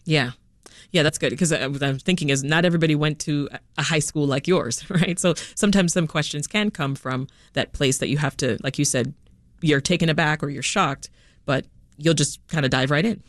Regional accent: Toronto, Ontario, Canada; also born or lived in Jamaica; I spent the, the next part of my life growing up in Toronto, Canada. When we left Jamaica, that's where we went

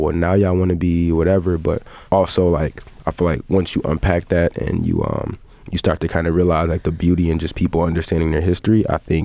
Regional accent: Evanston, Illinois, United States; also born or lived in Glenwood, Illinois / Uptown, Chicago / Rogers Park, Chicago; I was born on the West End of Evanston

